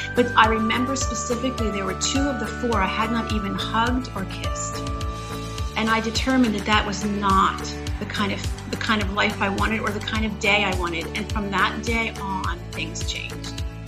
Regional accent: Philadelphia, Pennsylvania, United States; moved away as an adult; I was raised in a Jewish home in Philadelphia

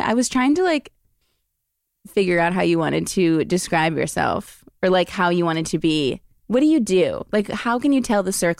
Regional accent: Los Angeles, California, United States; I grew up in the Valley.

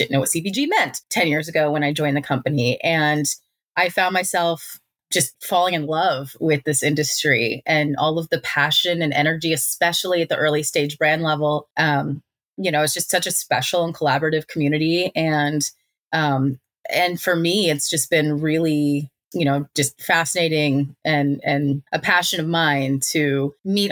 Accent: Kansas City, Missouri, United States; I'm from Kansas City

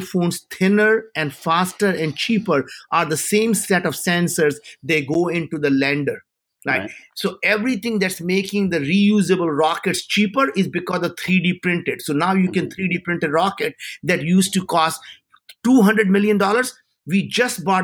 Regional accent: India; moved away; as an Indian

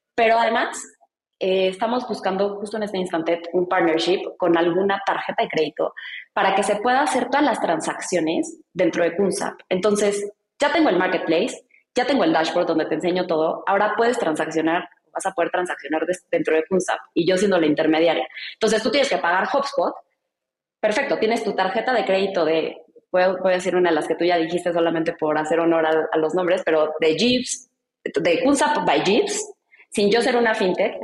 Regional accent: Mexico; yo soy mexicana

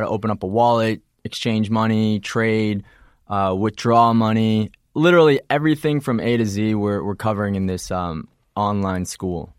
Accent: Illinois, United States; also born or lived in Wisconsin; I'm from Illinois. Uh, I was just born there.

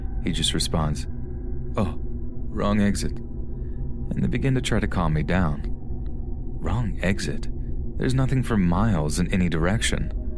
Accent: Las Vegas, Nevada, United States; I grew up in Las Vegas, and there is a huge freeway that runs through the desert and makes a giant loop around the city called the 215.

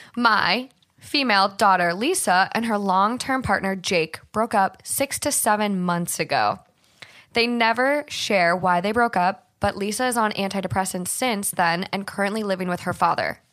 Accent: Hermantown, Minnesota, United States; moved away; I'm from Minnesota, but I actually grew up in Duluth, um, Hermantown more specifically, and I grew up on my family's hundred-year-old farm

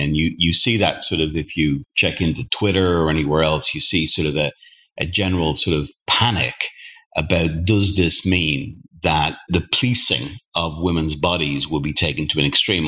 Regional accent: Ireland; I'm from Ireland

